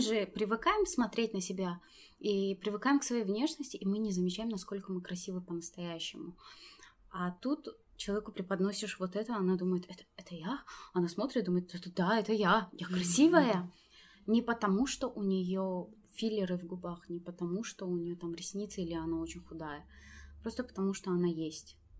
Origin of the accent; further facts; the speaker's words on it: Tajikistan; Я таджичка. Я здесь родилась